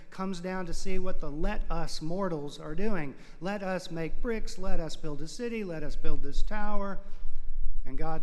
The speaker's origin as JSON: {"language": "English", "town": "Houston", "region": "Texas", "country": "United States", "tie": "born or raised there", "said": "I grew up in Houston, Texas"}